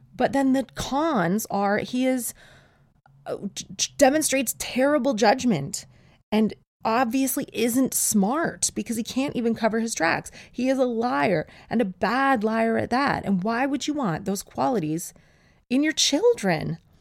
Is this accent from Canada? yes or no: yes; Canada; now in England; I'm Canadian. And I was born with snowshoes.